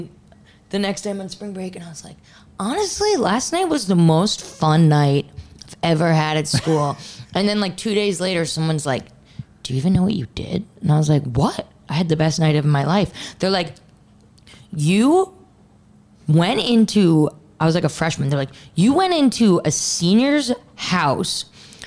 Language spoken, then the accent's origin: English; New York, United States; moved away as an adult; also born or lived in Texas; I was from New York